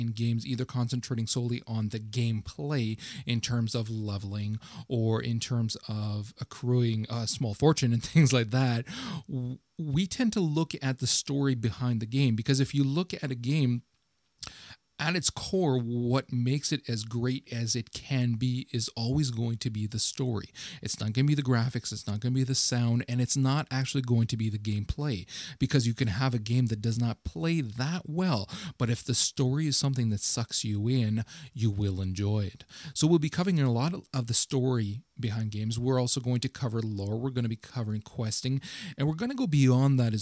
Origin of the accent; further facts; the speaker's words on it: Ottawa, Ontario, Canada; I'm actually from Ottawa, Ontario, in Canada.